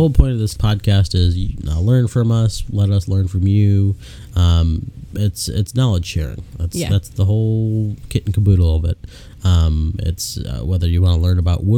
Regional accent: Chicago, Illinois, United States; now in Statesville, United States; born and raised in Illinois, from just north side of Chicago

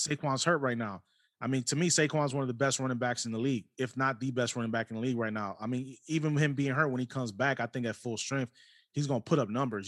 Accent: New York, United States; moved away; also born or lived in Cleveland, Ohio; I'm from New York originally, uh, moved to Cleveland. I was in Cleveland for over twenty years

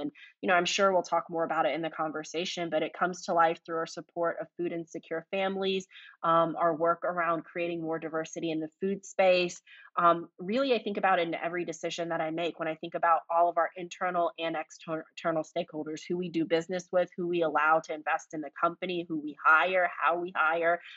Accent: Fayetteville, North Carolina, United States; runs a small trucking company in my hometown of Fayetteville, North Carolina

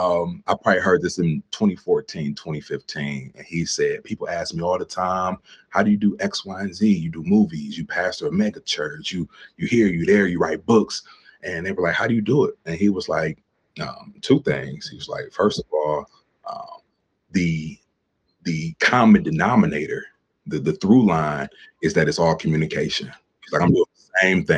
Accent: Cleveland, Ohio, United States; moved away as an adult; now in Pittsburgh, United States; I recently relocated to Pittsburgh. I'm from Cleveland

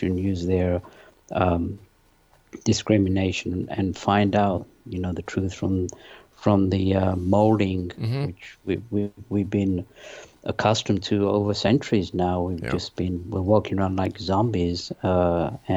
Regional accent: London, United Kingdom; born or raised there; also born or lived in Pakistan / north of England; now in United States

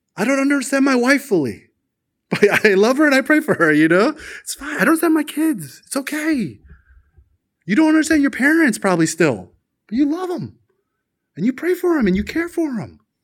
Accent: South Korea; we as Koreans, we're the majority crowd.

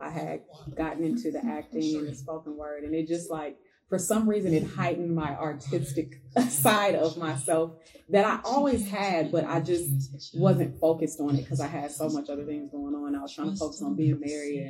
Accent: Wisconsin, United States; moved away as an adult; I'm from Wisconsin. I moved here in 2013

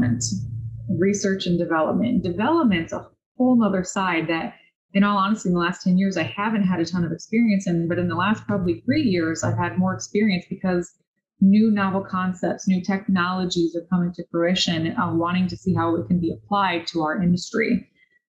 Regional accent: Cambridge, Illinois, United States; I'm originally from Cambridge, Illinois. Grew up in the Midwest on our family farm.

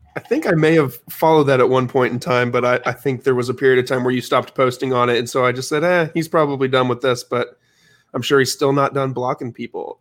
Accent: Illinois, United States; moved away; I grew up, I was born in Illinois

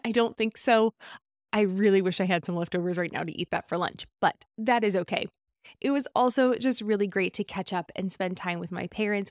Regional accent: California, United States; As a Californian

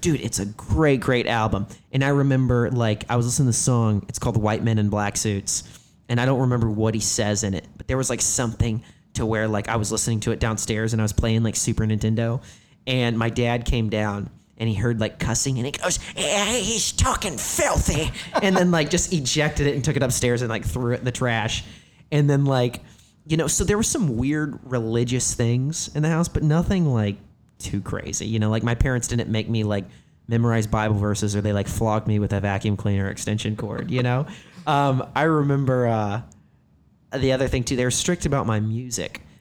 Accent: Herrin, Illinois, United States; now in Los Angeles, United States; I'm from a little town called Heron, Illinois

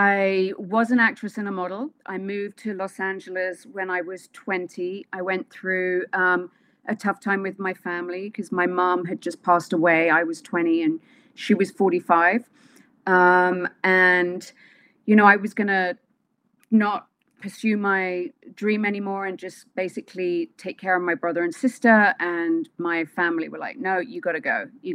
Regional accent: London, United Kingdom; moved away; So, London, but in London, I'm from Wimbledon.

